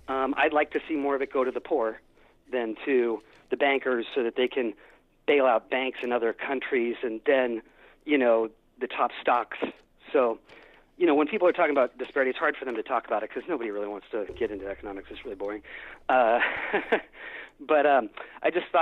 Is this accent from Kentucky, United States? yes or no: no; San Francisco, California, United States; I'm from San Francisco